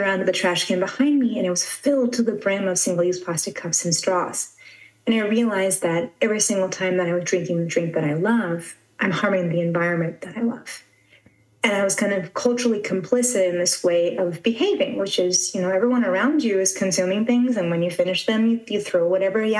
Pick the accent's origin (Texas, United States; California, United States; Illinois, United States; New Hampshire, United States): California, United States; San Diego; moved away as an adult; now in Kaohsiung, Taiwan; I actually grew up in San Diego, California